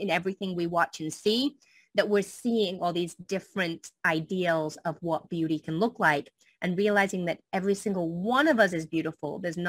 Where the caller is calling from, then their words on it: St. Petersburg, Florida, United States; I am in St. Petersburg, Florida, in the beautiful United States.